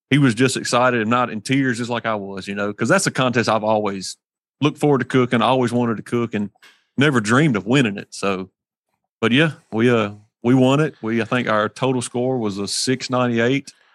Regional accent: Hernando, Mississippi, United States; I'm from Hernando, Mississippi, so we're on the tip of the sip down here

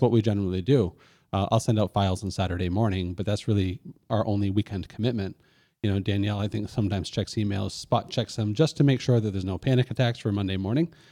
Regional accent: Lewiston, Maine, United States; my hometown, Lewiston, Maine

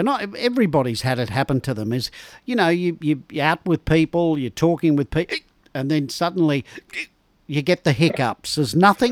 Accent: Sydney, New South Wales, Australia; I was brought up in Sydney

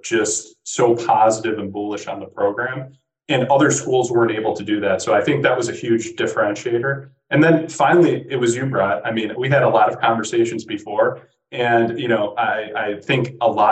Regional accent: Midwest, United States; being a Midwesterner and having a lot of Midwestern network

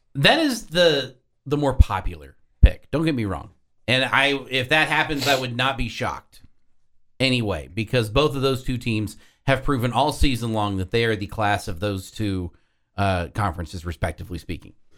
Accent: Houston, Texas, United States; I'm from Houston, grew up outside

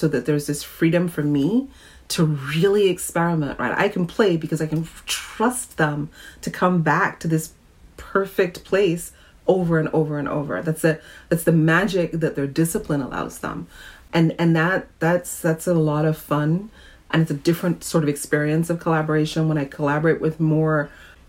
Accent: Trinidad & Tobago; now in New York, United States; I grew up in Trinidad and lived in New York, though, for over 30 years now, so I'm more of a New Yorker than I am a Trinidadian some days.

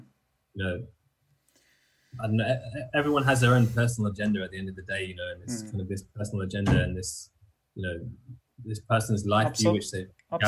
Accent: London, United Kingdom; moved away as an adult; now in Austria; I grew up in London, which is kind of standard dialect.

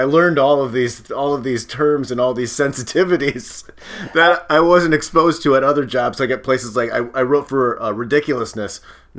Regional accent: Midwest, United States; I'm from the Midwest. I grew up there.

